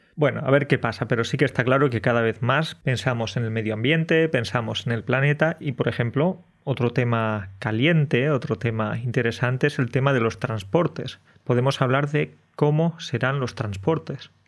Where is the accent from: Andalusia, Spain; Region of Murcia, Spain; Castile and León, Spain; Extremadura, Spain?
Andalusia, Spain; moved away as an adult; now in Poland; estaría viviendo en España, en mi pueblo de mm. Andalucía